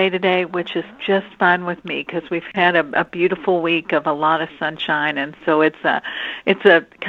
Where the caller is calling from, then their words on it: Louisville, Kentucky, United States; I'm calling in from Louisville, Kentucky.